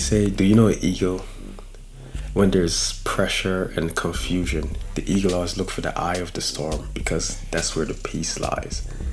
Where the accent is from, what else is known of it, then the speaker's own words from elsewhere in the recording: Guyana; moved away; Originally, I'm from Guyana, South America